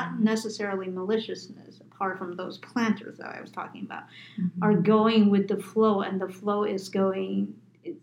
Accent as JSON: {"language": "English", "country": "United States", "said": "I'm Asian American"}